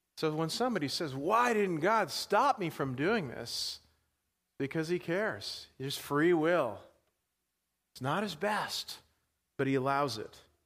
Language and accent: English; New York, United States; now in Pittsburgh, United States; I grew up in New York.